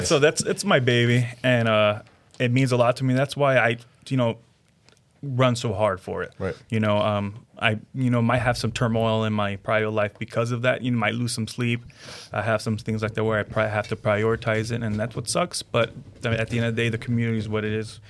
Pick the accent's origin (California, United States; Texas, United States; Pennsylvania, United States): California, United States; I grew up in California until I joined the army